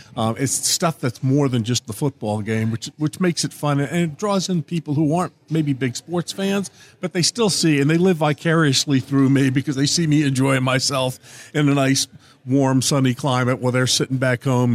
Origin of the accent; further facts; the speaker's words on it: northern New Jersey, United States; moved away; I grew up just outside New York City in northern Jersey